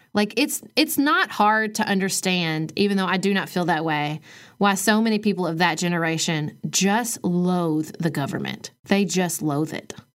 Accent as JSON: {"language": "English", "region": "Kentucky", "country": "United States", "said": "I am a ninth generation Kentuckian."}